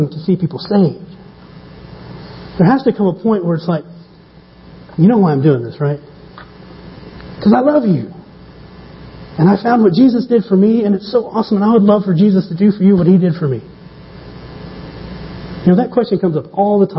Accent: small town in the Bible Belt, United States; now in Stapleton, Denver, United States; My hometown, 3,500 people, 35 churches. 1 to 100 ratio. Not too bad. Buckle of the Bible belt.

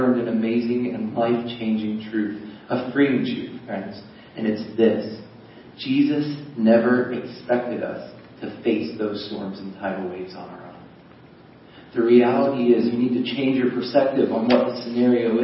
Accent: United States; I'm an American.

